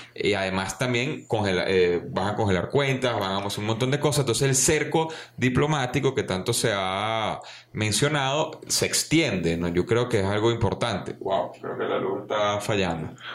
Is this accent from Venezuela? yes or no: yes; Venezuela; nuestro trabajo aquí como, como venezolanos